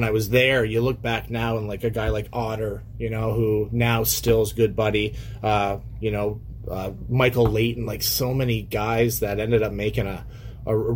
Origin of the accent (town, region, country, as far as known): Windsor, Ontario, Canada; born or raised there